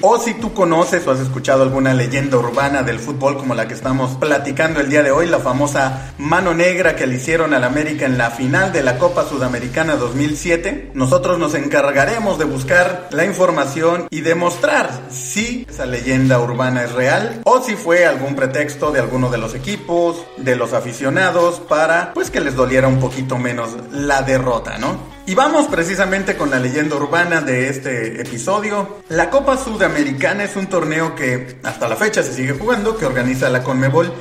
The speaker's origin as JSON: {"language": "Spanish", "country": "Mexico", "said": "como aficionado del fútbol mexicano y como mexicano"}